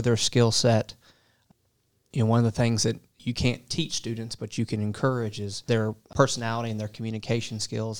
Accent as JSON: {"language": "English", "town": "Portsmouth", "region": "Virginia", "country": "United States", "tie": "born or raised there", "also_born_or_lived": "North Carolina / Kentucky", "moved": "as an adult", "said": "I am originally from a town called Portsmouth, Virginia."}